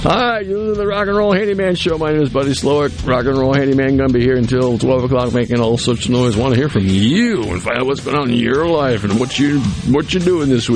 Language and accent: English; New England, United States; also born or lived in central Mississippi; now in Mississippi, United States; I grew up in New England, right on the water